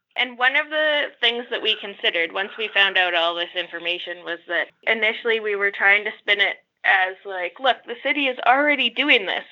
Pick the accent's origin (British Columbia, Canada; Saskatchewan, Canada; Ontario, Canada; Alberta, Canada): Saskatchewan, Canada; Saskatoon; moved away as an adult; now in Regina, Canada; I come from Saskatchewan. I come from Saskatoon. I've been living in Regina for nine years now.